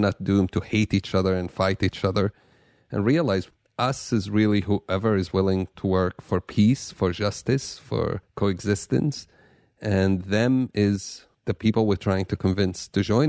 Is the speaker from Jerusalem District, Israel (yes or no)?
yes; Jerusalem, Jerusalem District, Israel; Yeah, I grew up in Jerusalem in one of the worst times probably in the conflict.